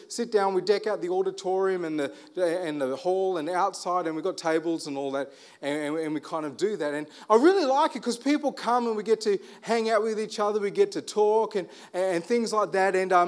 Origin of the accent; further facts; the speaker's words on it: Armidale, New South Wales, Australia; I'm from Armidale. You can talk me down.